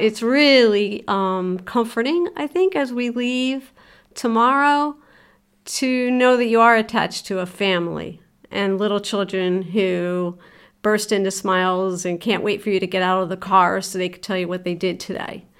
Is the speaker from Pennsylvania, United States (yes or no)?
yes; Philadelphia, Pennsylvania, United States; also born or lived in Rockledge, Pennsylvania; I was raised in Philadelphia for seven years, and then we moved outside of Philadelphia to a little borough called Rock Ledge